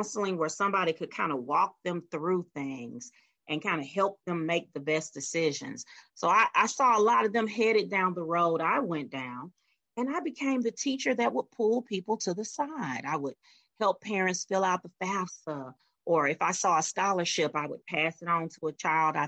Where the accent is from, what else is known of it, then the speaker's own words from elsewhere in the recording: Meridian, Mississippi, United States; moved away; I was born and raised in Meridian, Mississippi